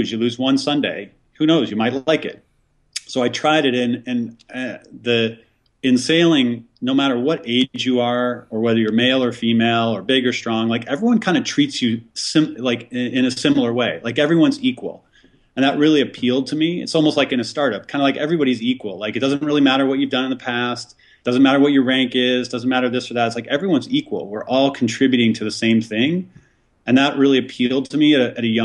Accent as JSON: {"language": "English", "area": "Lake Michigan outside Chicago", "region": "Illinois", "country": "United States", "tie": "born or raised there", "said": "we grew up on Lake Michigan outside Chicago."}